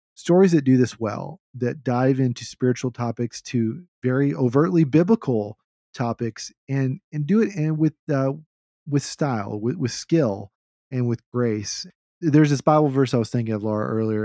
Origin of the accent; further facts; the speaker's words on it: the South, United States; as a Southerner